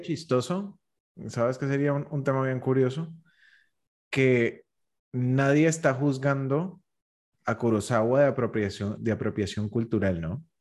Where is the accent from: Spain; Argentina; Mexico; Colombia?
Colombia; yo como colombiano